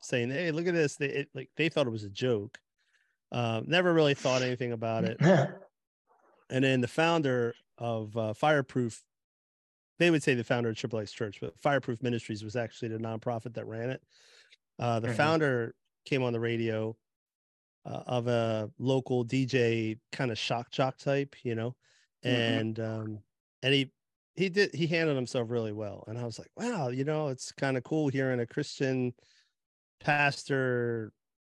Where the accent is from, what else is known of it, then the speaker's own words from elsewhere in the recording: New Jersey, United States; I grew up in Jersey area